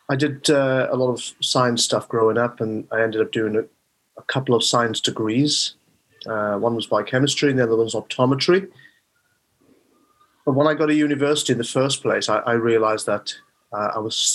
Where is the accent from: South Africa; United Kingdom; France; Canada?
United Kingdom; Rhondda, Wales; also born or lived in Neath / Swansea; I was born in um, Neath. My parents came over in the 1960s from Bangladesh. So uh, they moved around the UK because my father was a doctor, and then settled. They settled in South Wales, and that's where I was born and uh, brought up in the Rhondda.